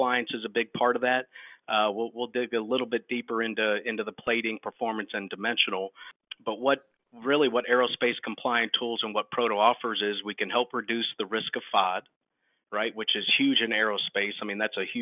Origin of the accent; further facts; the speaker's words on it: Georgia, United States; I'm from Georgia